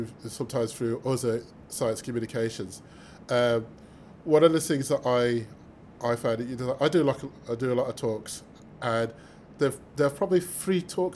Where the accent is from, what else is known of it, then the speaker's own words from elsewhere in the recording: Birmingham, West Midlands, United Kingdom; I'm from Birmingham